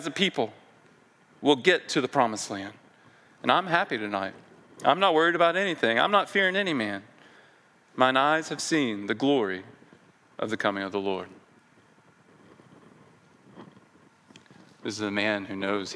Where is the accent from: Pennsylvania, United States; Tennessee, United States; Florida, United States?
Tennessee, United States; Memphis; in my hometown in Memphis, Tennessee